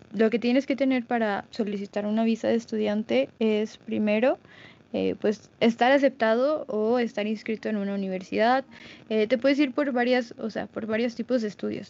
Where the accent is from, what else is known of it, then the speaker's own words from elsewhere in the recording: Mexico; soy de México